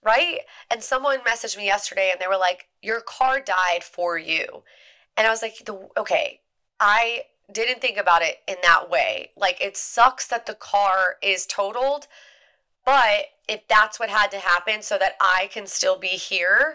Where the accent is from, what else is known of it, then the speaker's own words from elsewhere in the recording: Eastern Shore of Maryland, United States; I grew up in the Eastern Shore of Maryland where there are deer everywhere